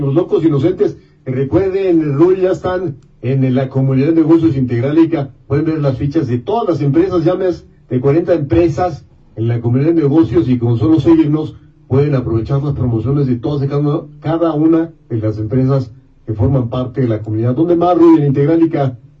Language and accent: Spanish; Mexico; nuestra sociedad mexicana